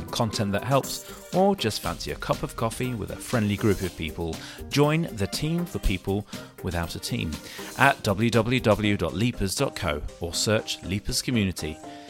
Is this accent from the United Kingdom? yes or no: yes; United Kingdom; we're British